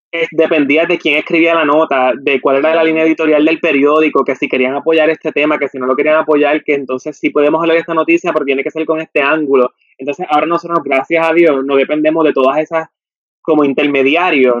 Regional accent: Puerto Rico; nosotros aquí en Puerto Rico pues quizá no lo sentimos porque estamos en nuestro país de origen

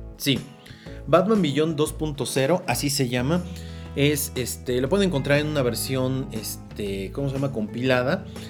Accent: Mexico; yo soy de México

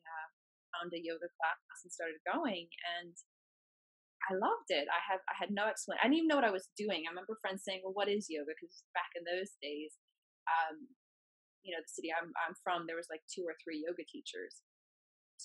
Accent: the Midwest of the US, United States; moved away; my hometown, which is in the Midwest of the US

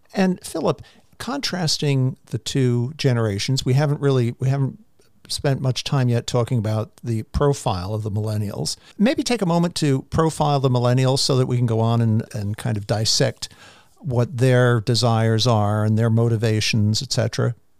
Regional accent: New York City, New York, United States; I grew up in Queens, Jamaica Estates in New York

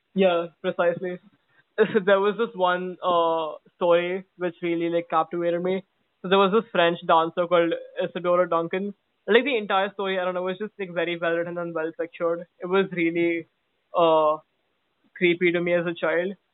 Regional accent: Oman; I grew up in Oman

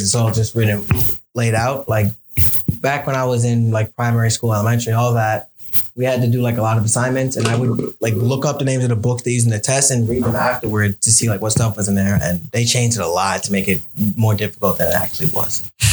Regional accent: New York City, New York, United States; I was actually born and raised in Brooklyn

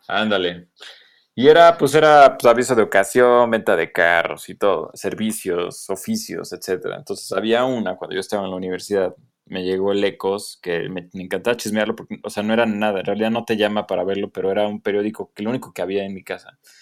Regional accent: Atizapán de Zaragoza, State of Mexico, Mexico; soy de allá del, norte de la ciudad, del estado más bien

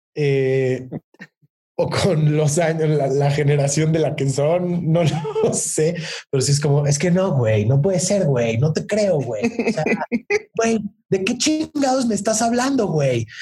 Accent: Mexico; soy mexicano, tengo 26 años

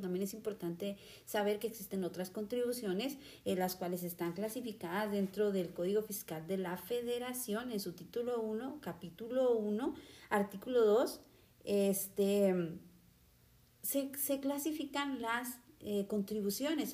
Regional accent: Mexico; nosotros como mexicanos

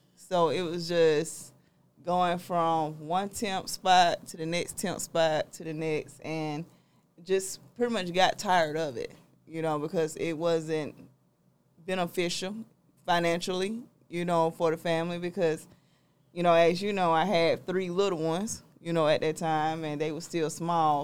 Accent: South Georgia, United States; also born or lived in Albany, Georgia / Atlanta, Georgia; I'm from South Georgia

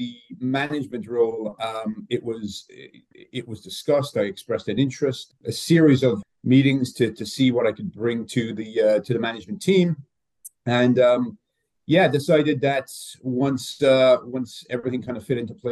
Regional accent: Ireland; moved away as an adult; now in United States; I'm from Ireland originally. I refereed in the League of Ireland back home

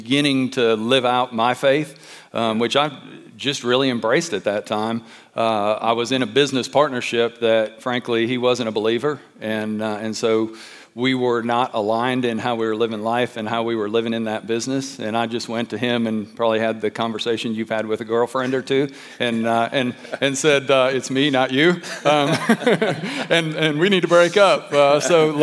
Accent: Detroit, Michigan, United States; I grew up in Detroit, so little suburb of Detroit down in the hood

